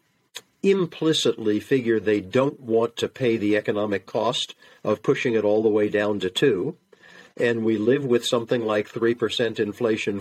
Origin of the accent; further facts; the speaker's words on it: United States; I'm an American